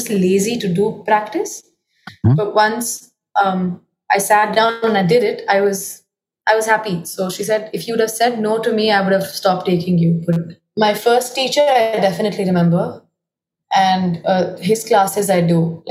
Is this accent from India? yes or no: yes; India; moved away as an adult; I grew up in Delhi, Gurgaon